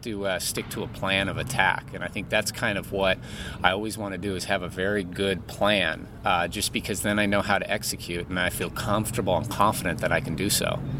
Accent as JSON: {"language": "English", "town": "San Diego", "region": "California", "country": "United States", "tie": "born or raised there", "said": "Growing up in San Diego"}